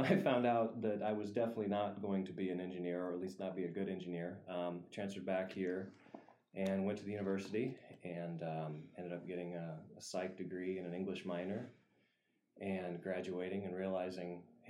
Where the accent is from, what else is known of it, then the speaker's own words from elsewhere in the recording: Henderson, Nebraska, United States; So born and raised in Henderson. Family on both sides is part of the Russian Mennonite Henderson community, so we're pretty tied to the community in that way.